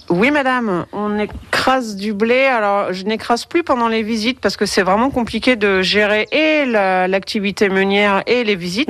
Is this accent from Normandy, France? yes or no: yes; Cosqueville, Normandy, France; j'ai grandi à Cosqueville